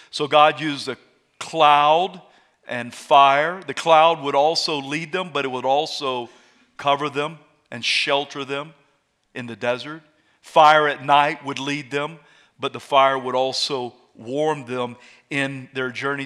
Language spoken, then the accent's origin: English; South Carolina, United States; moved away; I'm from South Carolina